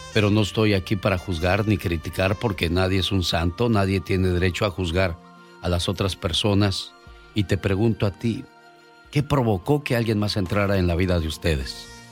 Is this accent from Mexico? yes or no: yes; Michoacán, Mexico; moved away; salí de Michoacán, pero Michoacán nunca salió de mí